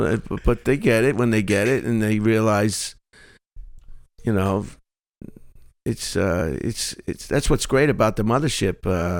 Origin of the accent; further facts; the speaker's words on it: Long Island, New York, United States; now in Austin, United States; Long Island, originally.